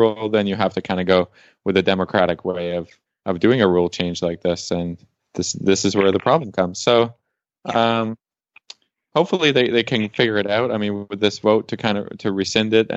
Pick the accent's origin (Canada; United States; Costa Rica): Canada; I'm Canadian